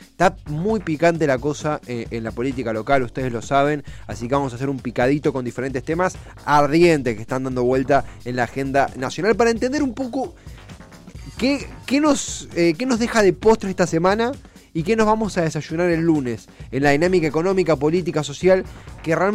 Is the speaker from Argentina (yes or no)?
yes; Argentina; ninguno de nosotros es turista porque somos argentinos, eh, locales, domésticos